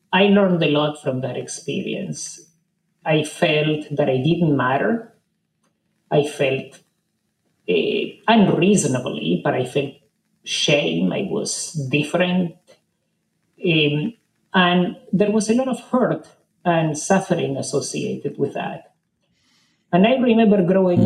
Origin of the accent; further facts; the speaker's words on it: Argentina; I grew up in Argentina in the 60s